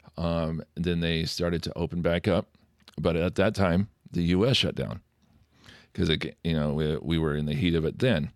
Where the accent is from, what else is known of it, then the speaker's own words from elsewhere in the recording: McCall, Idaho, United States; now in Fishers, United States; Central Idaho